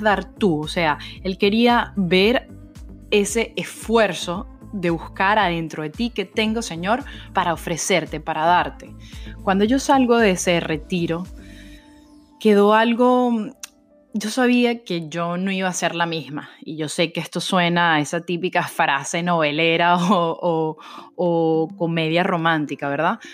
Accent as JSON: {"language": "Spanish", "country": "Venezuela", "said": "como buena venezolana"}